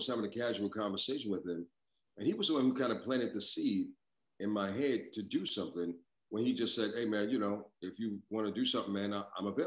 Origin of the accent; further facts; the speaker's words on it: New York, United States; growing up in New York, um, I listened to some phenomenal voices over the years.